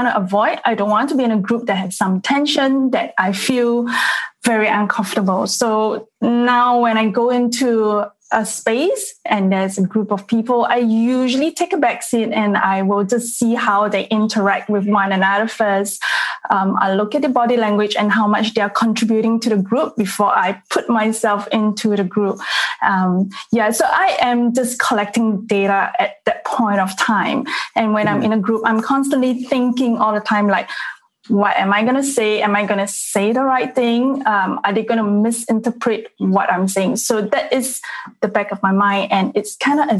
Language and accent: English; Singapore; I'm actually from Singapore